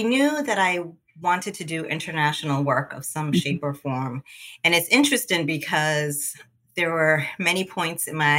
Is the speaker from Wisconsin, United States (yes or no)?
no; Massachusetts, United States; moved away as an adult; also born or lived in Angola / Cape Verde; now in Maryland, United States; there's a huge Cape Verdean diaspora population in the U.S., particularly in New England, and that's where I grew up, in Massachusetts.